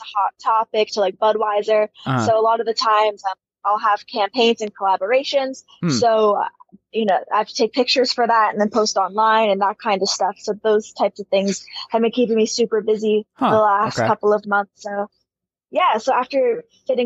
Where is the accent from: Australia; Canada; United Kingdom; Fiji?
Canada; Toronto, Ontario; being Canadian. Yeah, here in Toronto